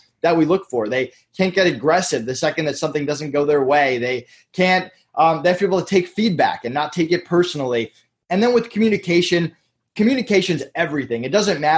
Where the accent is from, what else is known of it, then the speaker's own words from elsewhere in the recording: Massachusetts, United States; now in Orlando, United States; I'm from Massachusetts originally